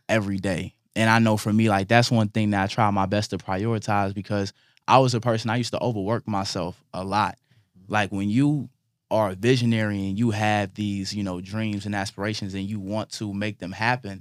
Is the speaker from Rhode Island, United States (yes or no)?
no; Illinois, United States; moved away; also born or lived in Georgia; growing up in Illinois, moving to Georgia